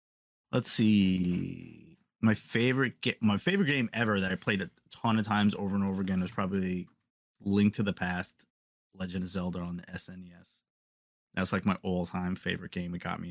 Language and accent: English; New York City, New York, United States; growing up in New York City.